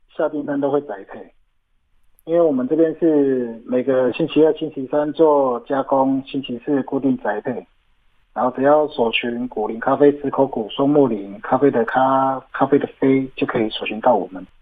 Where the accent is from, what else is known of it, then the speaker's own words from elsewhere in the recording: Yuli, Hualien County, Taiwan; 我出生的部落是在花莲玉里高寮社区，这里也是阿美族族群较多的地方，这里的部落名也叫打姑寮部落